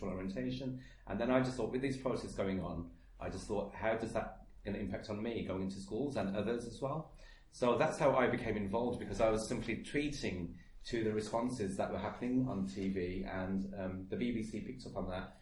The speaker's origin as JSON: {"language": "English", "town": "Birmingham", "region": "West Midlands", "country": "United Kingdom", "said": "I'm from Birmingham and I come from what is allegedly a multiculturally diverse city"}